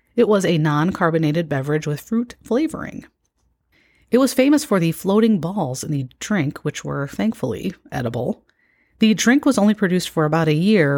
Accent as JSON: {"language": "English", "region": "Illinois", "country": "United States", "tie": "born or raised there", "moved": "yes", "said": "I have lived away from my home state of Illinois for a long time"}